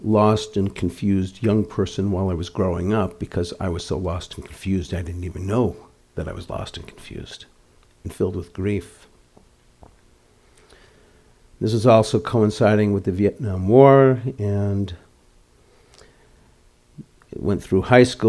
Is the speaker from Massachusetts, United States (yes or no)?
yes; outside of Boston, Massachusetts, United States; growing up outside of Boston in a conservative Orthodox Jewish family